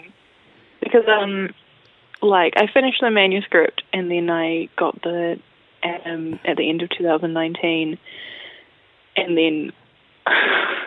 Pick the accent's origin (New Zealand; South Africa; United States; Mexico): New Zealand; Auckland; also born or lived in Wellington; I'm from Auckland, and I've lived there most of my life